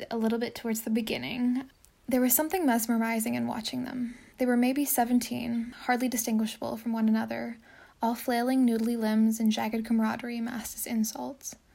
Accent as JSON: {"language": "English", "town": "Alliston", "region": "Ontario", "country": "Canada", "said": "I'm from a small town just north of Toronto called Alliston"}